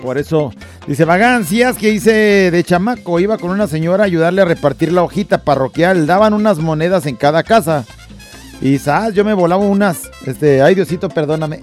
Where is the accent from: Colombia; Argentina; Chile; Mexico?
Mexico; Tala, Jalisco; nosotros somos de Tala, ¿no? De ahí, Tala, Jalisco.